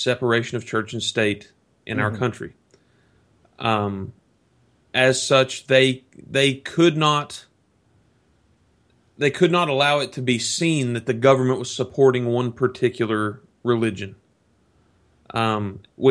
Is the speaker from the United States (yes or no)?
yes; the South, United States; growing up in the South